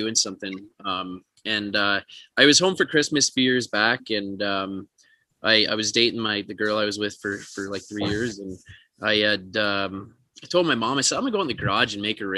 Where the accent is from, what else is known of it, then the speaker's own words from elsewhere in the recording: Northern Minnesota, United States; moved away as an adult; now in New York City, United States; growing up in Northern Minnesota